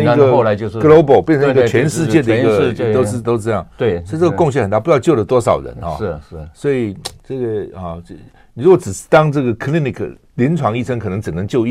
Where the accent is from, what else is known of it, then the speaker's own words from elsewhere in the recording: Taiwan; 我们一个台湾人到美国去能够这样，真的不容易哈。